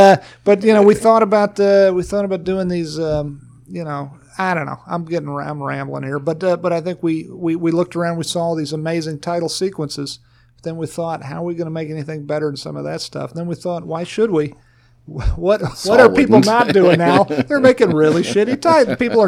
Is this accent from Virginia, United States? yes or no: yes; Farmville, Virginia, United States; my friend Angus Wall, I grew up in Farmville, Virginia